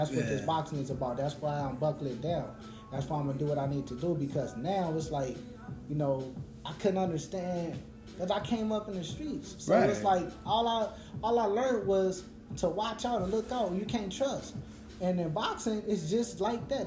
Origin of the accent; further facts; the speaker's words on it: Los Angeles, California, United States; I'm from South Central